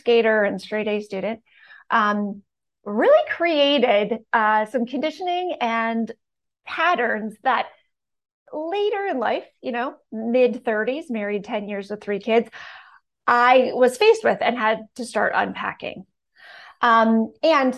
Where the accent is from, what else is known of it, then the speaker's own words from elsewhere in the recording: Canada; So I grew up in Canada, super small town with one stoplight